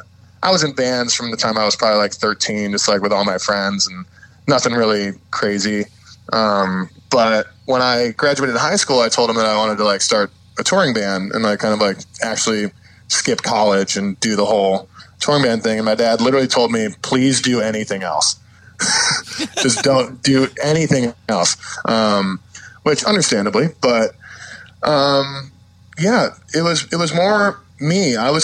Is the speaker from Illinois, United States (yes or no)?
yes; Chicago, Illinois, United States; growing up in Chicago, I started going to local pop punk shows